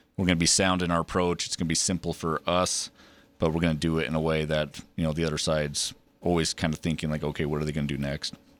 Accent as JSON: {"language": "English", "town": "Preston", "region": "Idaho", "country": "United States", "tie": "born or raised there", "also_born_or_lived": "Big Piney, Wyoming", "moved": "as an adult", "said": "I grew up in Preston, so obviously just north, um, in Idaho."}